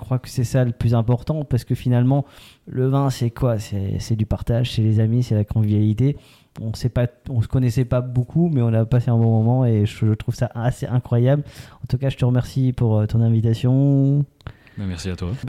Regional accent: Alsace, Grand Est, France; on est alsacien.

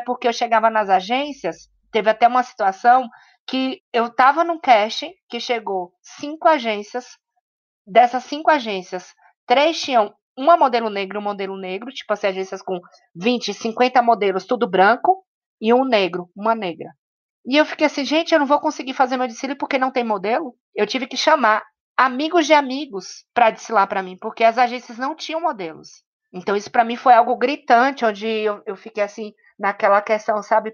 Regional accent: Salvador, Bahia, Brazil; now in São Paulo, Brazil; eu venho né, de Salvador, então eu, vim, eu venho dessa cidade preta. E quando eu cheguei em São Paulo

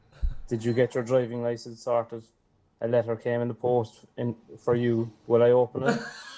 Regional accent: Cork, Munster, Ireland; now in Dubai, United Arab Emirates; I'm from Cork, and I'm currently living in Dubai.

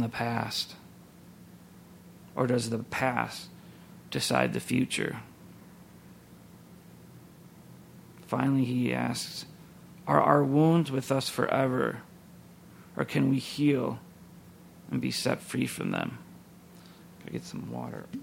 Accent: Minneapolis–Saint Paul, Minnesota, United States; I grew up here in the Twin Cities, and the church was just over the river in St. Paul

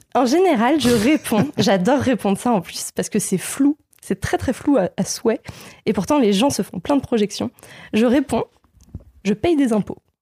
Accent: southern Essonne, Île-de-France, France; now in Lille, France; je viens du sud-sud du sud de l'Essonne

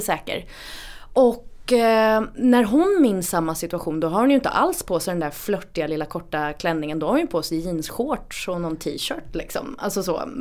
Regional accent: Gothenburg, Västra Götaland, Sweden; i närheten av där jag växte upp, eh, precis liksom en, en liten tvärgata till Linnégatan i Göteborg

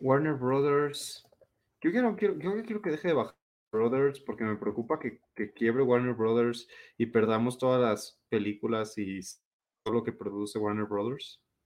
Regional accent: Mexico

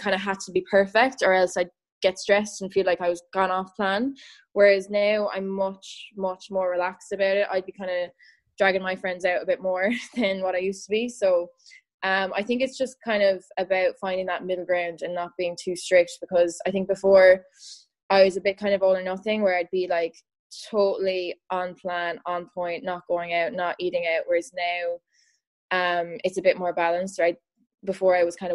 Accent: Ireland; I'm from Ireland

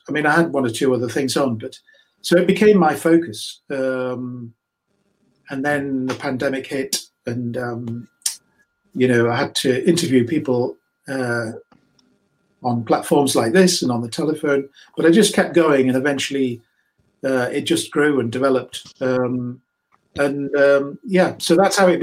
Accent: Newcastle upon Tyne, North East England, United Kingdom; moved away as an adult; also born or lived in London; now in Newcastle upon Tyne, United Kingdom; I grew up in Newcastle

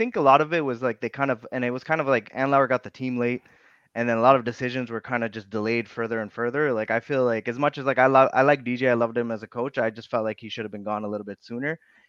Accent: Toronto, Ontario, Canada; I grew up in Toronto

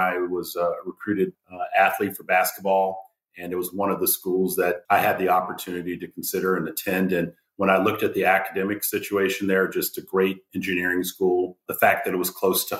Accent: Washington, District of Columbia, United States; I grew up in the Washington, D.C. area.

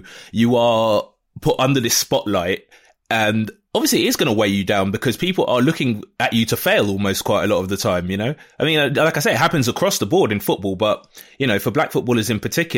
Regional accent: England, United Kingdom; I didn't grow up in Nigeria. I grew up in England, and by all accounts, I'm British.

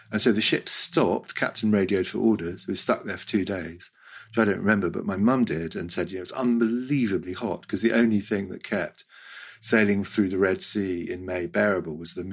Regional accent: Hong Kong; I grew up in Hong Kong, and in 1967 we were do a holiday.

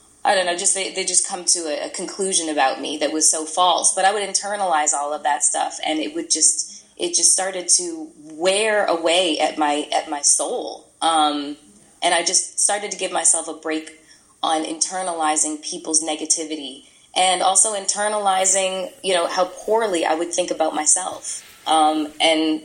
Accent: Toronto, Ontario, Canada; moved away as an adult; also born or lived in New York; now in California, United States; We're both from Toronto

